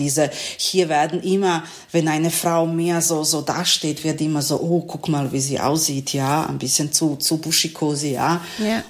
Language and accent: German; Serbia; German is a second language; moved away as an adult; also born or lived in Novi Sad, Serbia; now in Essen, Germany; meine Heimatstadt, glaube ich, am meisten Bomben bekommen hat